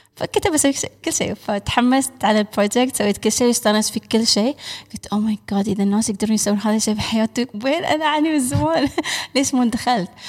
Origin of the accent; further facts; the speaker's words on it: United Arab Emirates; انا الاماراتيه الوحيده في البرنامج